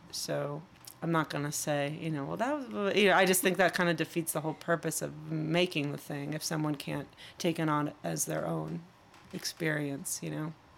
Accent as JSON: {"language": "English", "town": "Chicago", "region": "Illinois", "country": "United States", "tie": "born or raised there", "accent": "Midwest", "said": "growing up in Chicago and having a certain Midwest accent"}